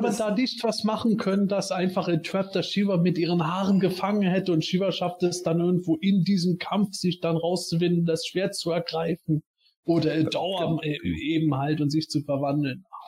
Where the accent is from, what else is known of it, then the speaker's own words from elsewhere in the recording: Eifel, Germany; ich komme aus der Eifel, Vulkan ganz klar